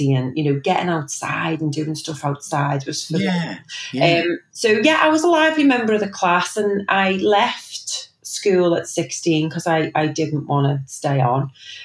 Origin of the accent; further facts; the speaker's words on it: Liverpool, North West England, United Kingdom; also born or lived in Knowsley Village; So born and bred in Liverpool, and I grew up in Chilwell, and I now live in Knowsley Village.